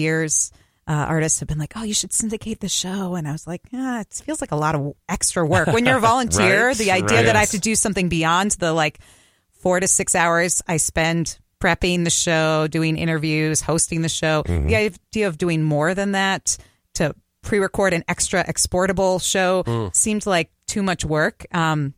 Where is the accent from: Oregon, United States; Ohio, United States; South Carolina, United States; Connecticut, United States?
Connecticut, United States; now in Minnesota, United States; my home state of Connecticut